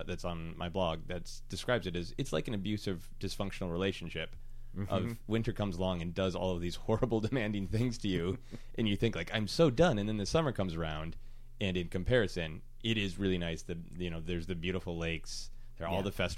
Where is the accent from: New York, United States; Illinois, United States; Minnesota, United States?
Minnesota, United States; Minneapolis; I'm from Minneapolis